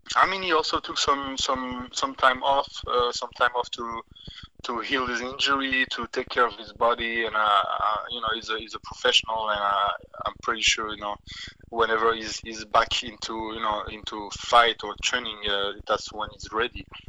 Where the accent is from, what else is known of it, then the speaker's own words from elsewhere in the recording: Switzerland; I can fight in Switzerland next, in my you know in my home country